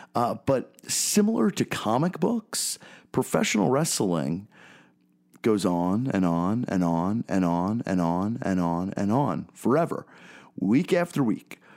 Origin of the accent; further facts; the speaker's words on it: Philadelphia, Pennsylvania, United States; growing up in Philadelphia, I'm a 32 year old guy